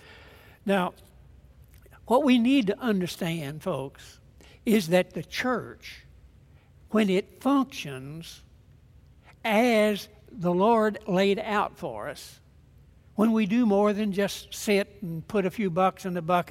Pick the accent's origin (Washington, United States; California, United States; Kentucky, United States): Kentucky, United States; Germantown; the little church that I grew up in Germantown, Kentucky